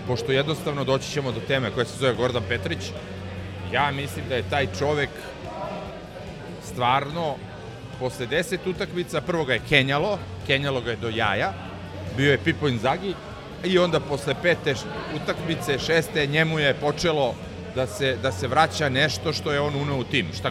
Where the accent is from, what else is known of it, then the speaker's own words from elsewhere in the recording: Šumadija, Serbia; kod nas u Šumadi